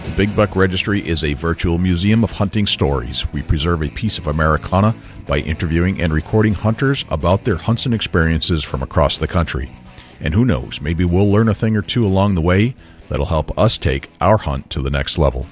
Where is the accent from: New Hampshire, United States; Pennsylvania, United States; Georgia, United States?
New Hampshire, United States; I'm from New Hampshire